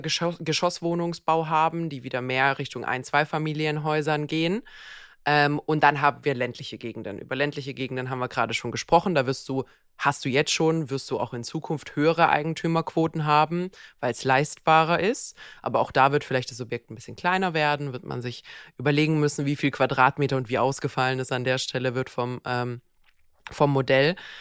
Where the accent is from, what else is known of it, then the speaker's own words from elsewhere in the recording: Bad Wildbad, Baden-Württemberg, Germany; in Bad Wildbad, wo ich herkomme